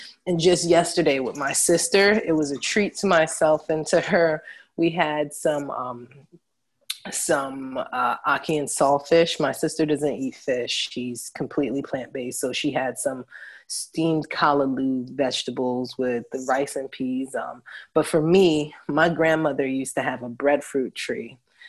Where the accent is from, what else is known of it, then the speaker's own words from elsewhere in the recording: New York City, New York, United States; first language English; Home for me is Jamaica. I know that sounds crazy because I was born and raised here in New York.